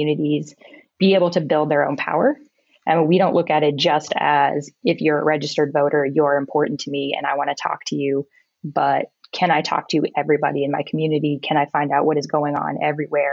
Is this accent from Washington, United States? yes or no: yes; Seattle, Washington, United States; moved away as an adult; also born or lived in Pullman, Washington / Los Angeles; I grew up in Seattle, so I've been in this area most of my life.